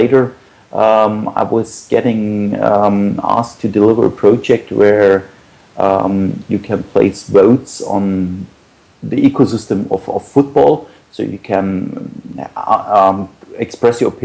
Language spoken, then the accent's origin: English; Munich, Bavaria, Germany; I'm from Munich in Germany.